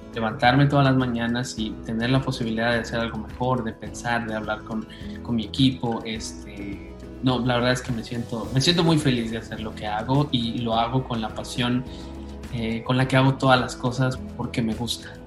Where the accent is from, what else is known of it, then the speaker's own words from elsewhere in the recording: Oaxaca, Mexico; also born or lived in Canada; Soy originario de Oaxaca